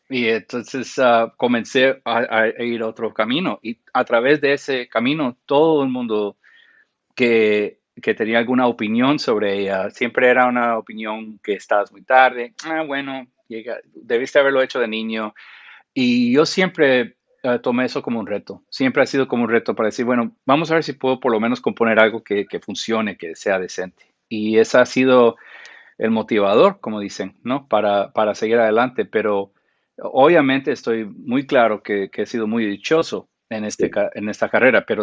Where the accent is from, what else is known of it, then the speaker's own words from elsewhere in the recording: Guatemala; also born or lived in Costa Rica / Panama; yo crecí en Centroamérica, en Guatemala, en Costa Rica y en Panamá de niño.